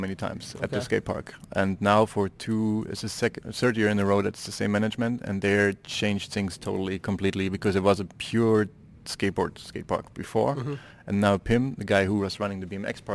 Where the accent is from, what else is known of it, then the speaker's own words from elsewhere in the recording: Dresden, Saxony, Germany; my hometown, Dresden, which is in the east of Germany